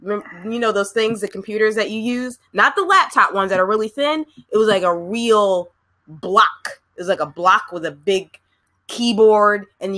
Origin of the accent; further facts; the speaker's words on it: New Jersey, United States; But I'm from the East Coast, Jersey girl